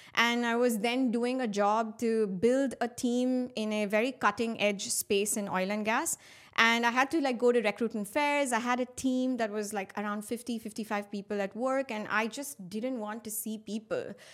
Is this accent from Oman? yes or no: yes; Muscat, Oman; also born or lived in India; I am of Indian origin, and I've been brought up in the Middle East in a beautiful city called Muscat